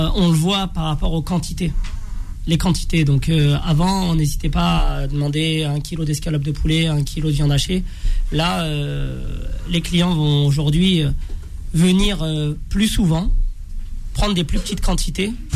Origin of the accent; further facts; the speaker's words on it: France; on est né, on a grandi en France